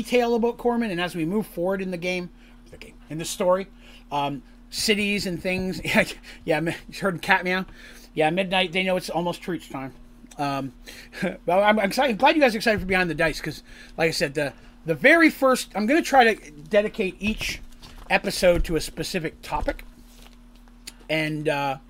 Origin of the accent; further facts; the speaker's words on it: Canada; I'll claim asylum. I'm Canadian.